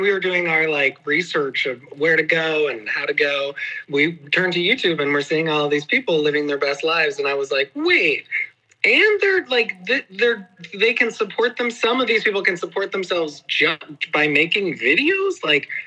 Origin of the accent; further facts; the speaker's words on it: New York, United States; I'm from New York